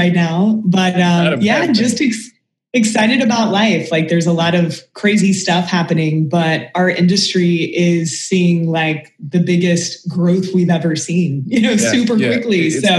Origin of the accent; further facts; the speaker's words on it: Kentucky, United States; You know, I'm from Kentucky and same thing. People are like, …, where'd your accent go?